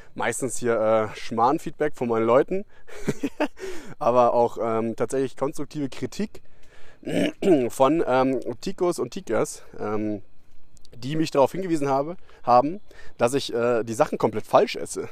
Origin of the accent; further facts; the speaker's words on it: Germany; als Deutscher